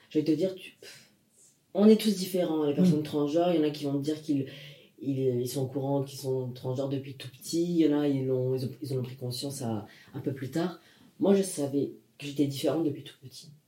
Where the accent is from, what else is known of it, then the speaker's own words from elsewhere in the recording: Nancy, Grand Est, France; Parce que d'où je venais, bon, c'était quelque chose de... Tu viens d'où du coup Nancy.